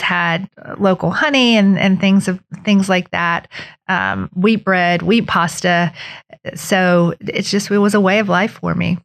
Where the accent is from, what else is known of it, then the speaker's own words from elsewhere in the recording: Beckley, West Virginia, United States; also born or lived in Charleston, South Carolina; I grew up here in Beckley